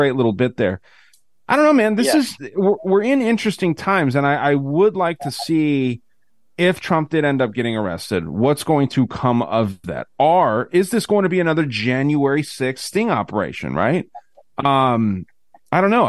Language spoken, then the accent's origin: English; Tucson, Arizona, United States; I'm out of Tucson, lived here my whole life.